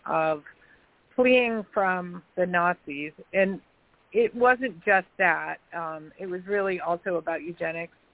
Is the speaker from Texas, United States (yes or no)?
no; Chicago, Illinois, United States; also born or lived in Downers Grove, Illinois; now in Massachusetts, United States; I grew up partly in Chicago.